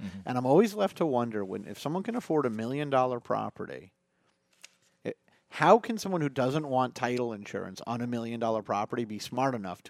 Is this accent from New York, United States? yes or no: yes; New York City, New York, United States; moved away; I was born in the Bronx.